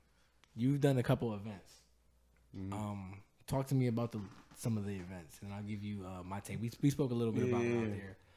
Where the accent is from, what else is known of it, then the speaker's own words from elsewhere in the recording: Bridgeport, Connecticut, United States; I'm from Bridgeport.